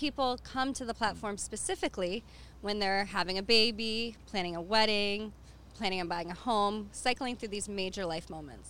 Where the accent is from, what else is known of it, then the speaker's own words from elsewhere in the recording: Detroit, Michigan, United States; also born or lived in Florida; I grew up in Metro Detroit, so always surrounded by the industry